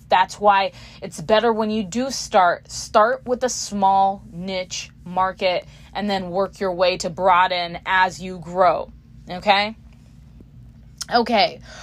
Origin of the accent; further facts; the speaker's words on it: Houston, Texas, United States; I'm from Houston, Texas, as you can tell.